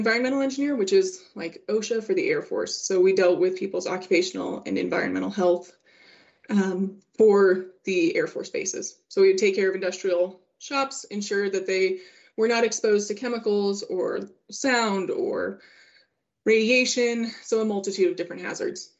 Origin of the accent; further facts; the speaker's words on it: La Veta, Colorado, United States; moved away; So I am from La Vida, Colorado, and which is a small town of about 1,000 people in southern Colorado. And I grew up hunting and fishing